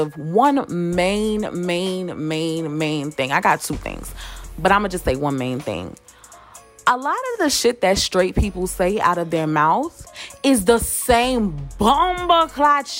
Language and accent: English; New York, United States; I'm from New York